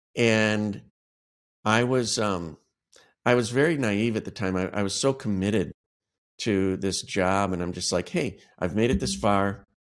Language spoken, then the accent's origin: English; Cleveland, Ohio, United States; moved away; also born or lived in Chicago; I moved back to my hometown of Cleveland, Ohio